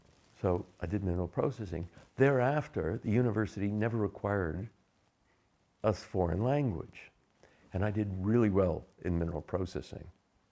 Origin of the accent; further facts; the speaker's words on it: Florida, United States; also born or lived in Pennsylvania; Well, I don't even remember when I was born in the Pennsylvania Dutch area. And so very young age, the family moved down to Florida.